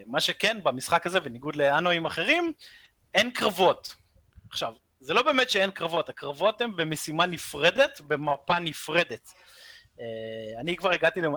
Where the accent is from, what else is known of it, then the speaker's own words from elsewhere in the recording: Israel; אנחנו ישראלים